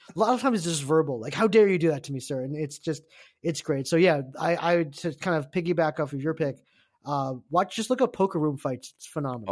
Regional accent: United States; I'm Korean American

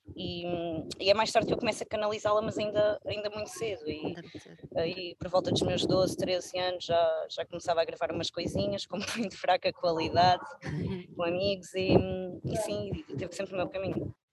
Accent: Algarve, Portugal; ouve-se muito também na minha zona, eu sou algarvia

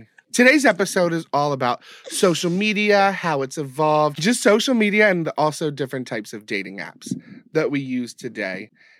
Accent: Bowie, Maryland, United States; Bowie, which was my hometown

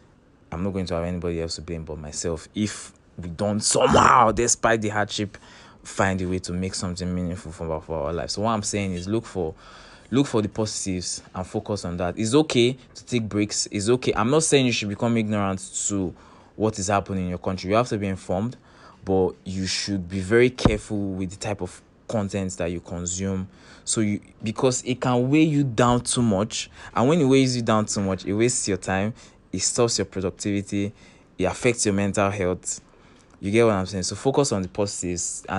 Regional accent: Nigeria; as a Nigerian living in Nigeria

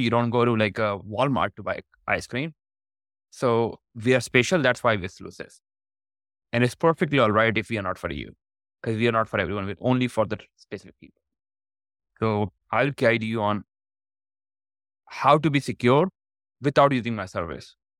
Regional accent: Pakistan; moved away as an adult; also born or lived in Canada; I was born in Pakistan.

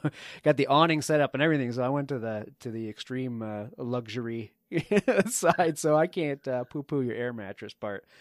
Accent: East Coast, United States; you and i both grew up on the the east coast

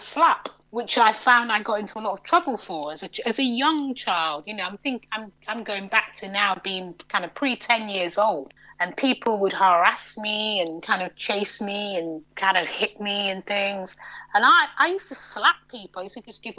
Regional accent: York, Yorkshire and the Humber, United Kingdom; I grew up in York, not New York, but the original York

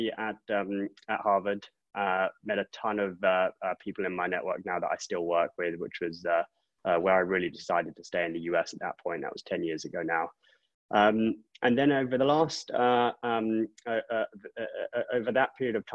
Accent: England, United Kingdom; moved away as an adult; also born or lived in Oxford; now in United States; I grew up in England. I don't hide that too well

